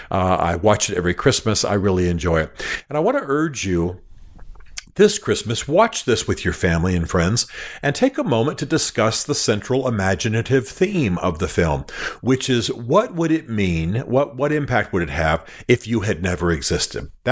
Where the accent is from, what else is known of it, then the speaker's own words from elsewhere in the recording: Germany; I I grew up in Germany. I grew up watching films that are subtitled.